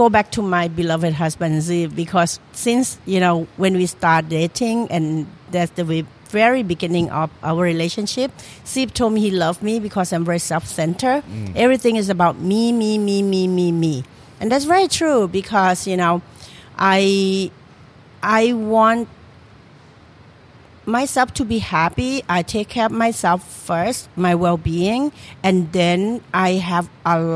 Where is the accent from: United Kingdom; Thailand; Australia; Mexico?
Thailand; Trang; moved away as an adult; now in Philadelphia, United States; I come from Trang, okay. The southern part of Thailand